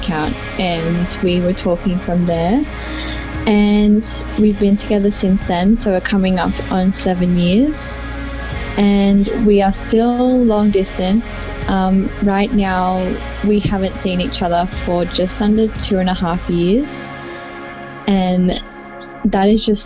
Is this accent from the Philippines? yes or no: no; Sydney, New South Wales, Australia; I'm from Sydney, Australia.